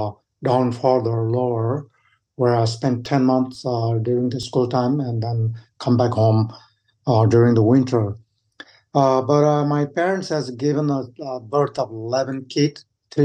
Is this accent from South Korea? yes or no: no; Kami, Koshi Province, Nepal; English is a second language; moved away as an adult; now in United States; I was grown up in a town called Kami, which is high in Himalayas in Nepal, close to Everest regions, about 12,500 to 13,000 feet. Growing up with 8 siblings.